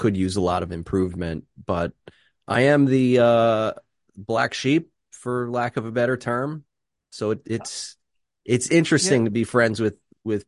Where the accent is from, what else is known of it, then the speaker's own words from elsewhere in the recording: Philadelphia, Pennsylvania, United States; now in Greenville, United States; Northeast Philly, Bustleton area. And that's where I was born and raised